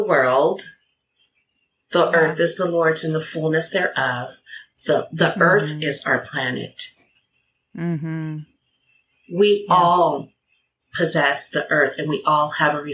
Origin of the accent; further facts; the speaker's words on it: United States; I'm American